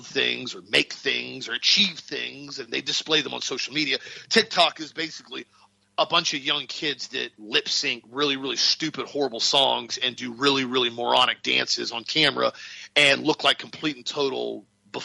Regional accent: Auburndale, Florida, United States; I grew up in Central Florida when the population of our town was 5,000 people. And I could go ride my bicycle all the way to downtown Auburndale

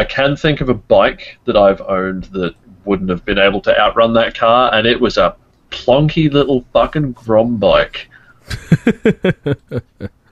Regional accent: Australia; I am Australian

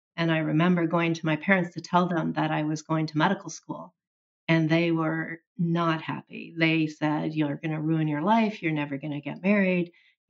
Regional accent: Oklahoma, United States; Well, it was all I knew for a significant part of my early life into adulthood.

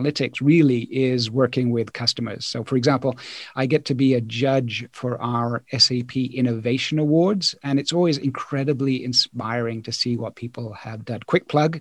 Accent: Poole, South West England, United Kingdom; moved away as an adult; also born or lived in Hong Kong / New Zealand / Paris, France; now in France; I grew up in Poole, in Dorset, and did all of my studies in the UK

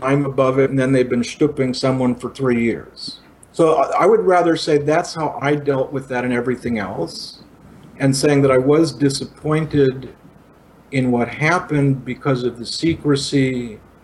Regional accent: Italy; also born or lived in India; now in Los Angeles, United States; I grew up in Italy post-war.

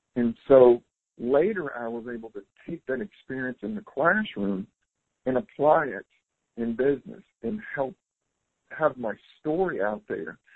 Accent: South Carolina, United States; also born or lived in California; now in Costa Rica; I'm originally from South Carolina

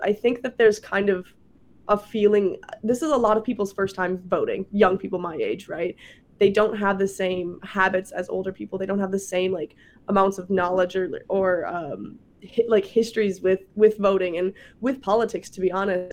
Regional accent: Prior Lake, Minnesota, United States; moved away as an adult; now in Wisconsin, United States; I'm from Minnesota

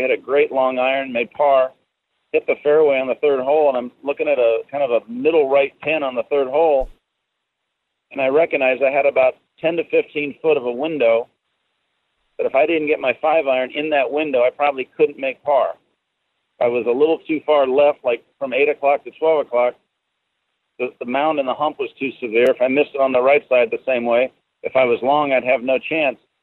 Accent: Seattle, Washington, United States; now in Orlando, United States; I'm originally from the Seattle area

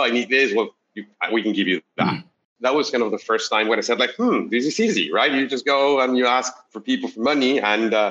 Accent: Mexico City, Mexico; moved away as an adult; now in Bay Area, United States; I'm originally from Mexico City. I moved to the Bay Area, I think about 10 years ago

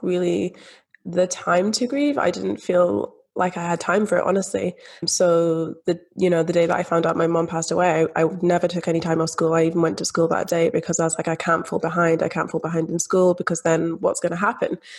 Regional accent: Scotland, United Kingdom; growing up in Scotland, growing up in the UK, where we do have that free public health system

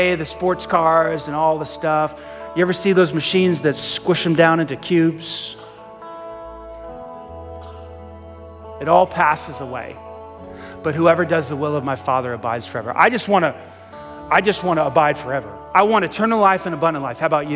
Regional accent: New York City, New York, United States; I grew up in Staten Island. Staten Island, New York is infamous for the dump.

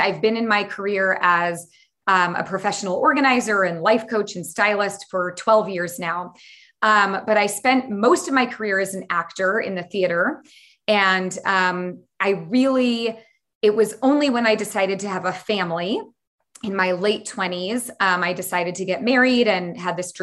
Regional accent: San Francisco Bay Area, California, United States; I grew up in the San Francisco Bay Area

